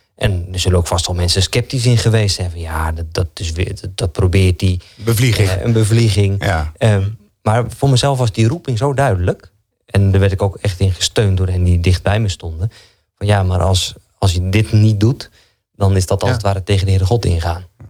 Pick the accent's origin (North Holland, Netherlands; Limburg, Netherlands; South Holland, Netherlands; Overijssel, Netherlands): Overijssel, Netherlands; Zalk; also born or lived in Doornspijk; now in Genemuiden, Netherlands; ik ben geboren in Zalk, hier niet zo heel ver vandaan, ja. aan de IJssel